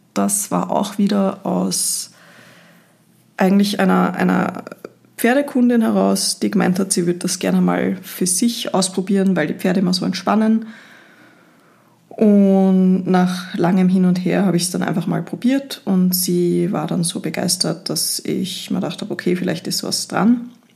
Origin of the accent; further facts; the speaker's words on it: Linz, Upper Austria, Austria; now in Vienna, Austria; Ich komme eigentlich aus Linz, wohne aber schon seit vielen